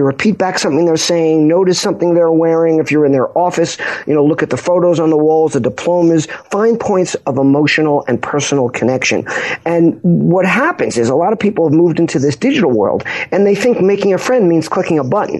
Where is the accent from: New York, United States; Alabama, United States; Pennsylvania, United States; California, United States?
New York, United States; Long Island; also born or lived in Pompano Beach, Florida; I grew up in Long Island. I live in Huntington